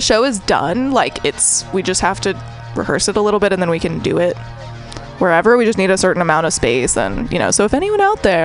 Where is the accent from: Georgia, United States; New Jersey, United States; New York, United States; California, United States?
California, United States; San Francisco; I grew up in San Francisco too